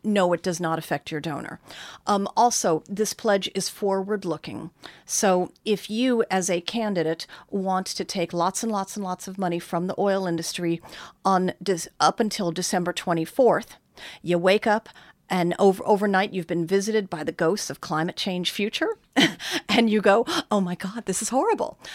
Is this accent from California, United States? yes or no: yes; California, United States; I am instead a Californian